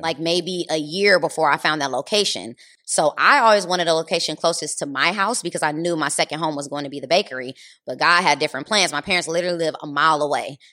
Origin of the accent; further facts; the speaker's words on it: Los Angeles, California, United States; I grew up in L